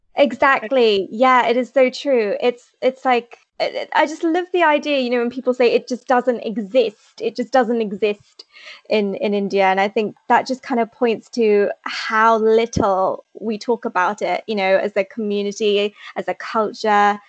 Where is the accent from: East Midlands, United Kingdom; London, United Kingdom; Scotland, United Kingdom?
East Midlands, United Kingdom; Leicester; I'm from Leicester in the UK.